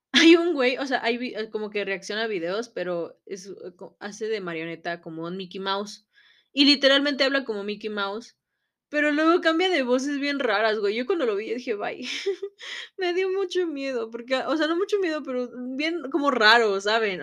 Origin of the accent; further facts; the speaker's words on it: Mexico; en nuestra sociedad como mexicanos